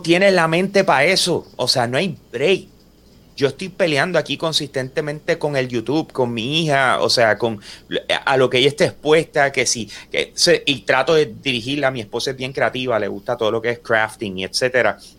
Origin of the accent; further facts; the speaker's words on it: Puerto Rico; nosotros somos puertorriqueños